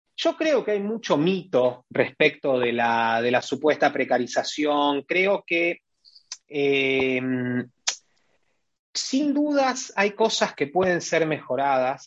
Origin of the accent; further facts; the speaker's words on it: Rosario, Santa Fe, Argentina; mi ciudad, Rosario